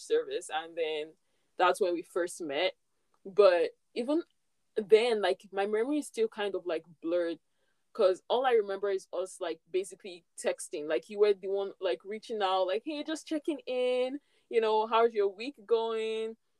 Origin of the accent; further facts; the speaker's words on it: Nigeria; moved away as an adult; now in Canada; when I was back home in Nigeria, I didn't really like Christmas. Like, we never really did much in my own home, like where I grew up.